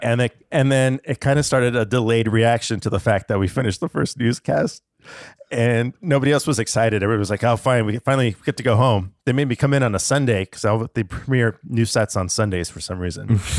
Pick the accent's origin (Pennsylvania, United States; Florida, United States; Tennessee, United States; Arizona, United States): Arizona, United States; Tucson; also born or lived in Alaska; I was five when I moved down to Tucson from Alaska